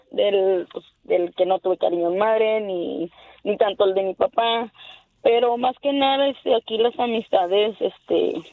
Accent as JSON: {"language": "Spanish", "country": "Mexico", "lives_now": "United States", "said": "muchas cosas que pasaron cuando vengo de México, pero yo aquí empecé porque empecé a ir a la escuela"}